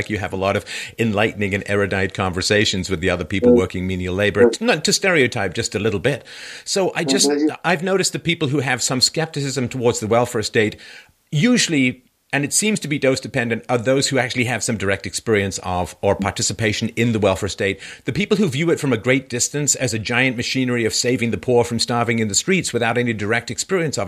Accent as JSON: {"language": "English", "region": "London", "country": "United Kingdom", "tie": "born or raised there", "said": "I grew up in London. I was born in 66."}